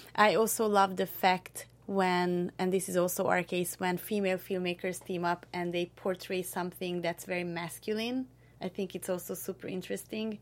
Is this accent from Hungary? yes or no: yes; Hungary; moved away as an adult; now in Southern California, United States; I'm from Hungary, which is a small country in central, central Eastern Europe